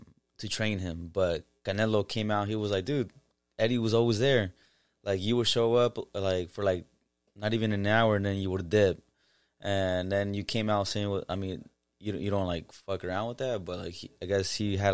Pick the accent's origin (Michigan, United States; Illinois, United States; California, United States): California, United States; the Bay Area; We're from the Bay